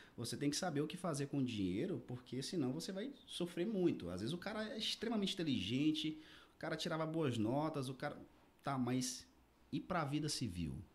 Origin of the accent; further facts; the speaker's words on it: Araguaína, Tocantins, Brazil; moved away as an adult; also born or lived in Belém / Paragominas / Rio de Janeiro; now in Goiânia, Brazil; sou natural daqui de Araguaína, né? Nasci e me criei aqui. Fiquei aqui até 2015